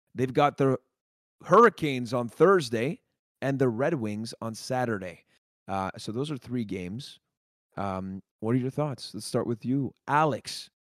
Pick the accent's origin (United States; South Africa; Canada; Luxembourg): Canada; Montreal, Quebec; we're from Montreal